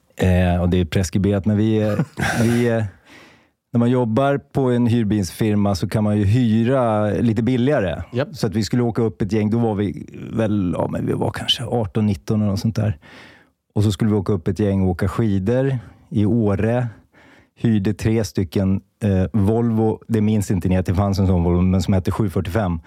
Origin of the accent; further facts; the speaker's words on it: Märsta, Stockholm County, Sweden; jag är uppvuxen i Märsta